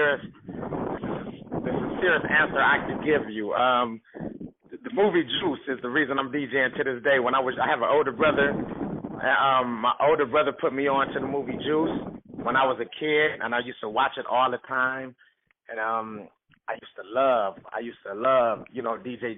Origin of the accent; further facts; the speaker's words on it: Cleveland, Ohio, United States; I'm from Cleveland, born and raised.